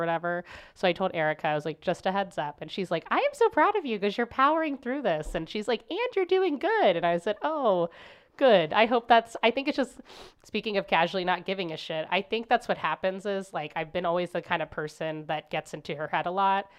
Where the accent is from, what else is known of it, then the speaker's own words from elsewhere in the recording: Cincinnati, Ohio, United States; moved away as an adult; now in St. Louis, United States; I grew up in Cincinnati